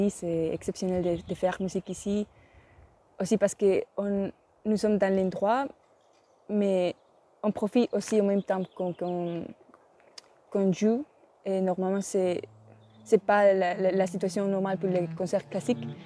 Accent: Spain; French is a second language; Je viens d'Espagne et j'ai 20 ans.

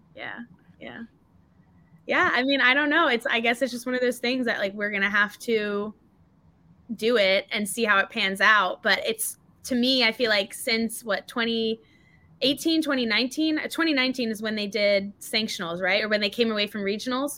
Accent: North Carolina, United States; also born or lived in Cape Town, South Africa; I was born in Cape Town. My family's from Cape Town, um, but I've grown up in North Carolina. I've been here since I was about four and a half

